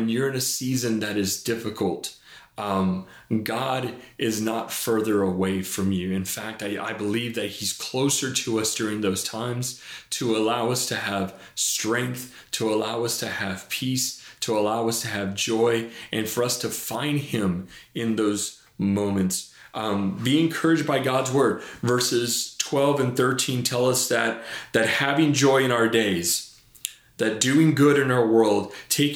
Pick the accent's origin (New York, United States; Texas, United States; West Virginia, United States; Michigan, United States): Texas, United States; Laredo; moved away; when I was a kid, I was raised down in South Texas in Laredo